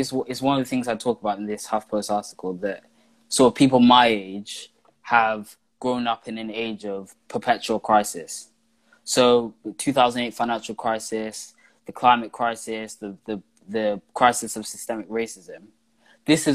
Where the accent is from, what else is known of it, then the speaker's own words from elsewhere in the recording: London, United Kingdom; I'm from Camden, I'm an activist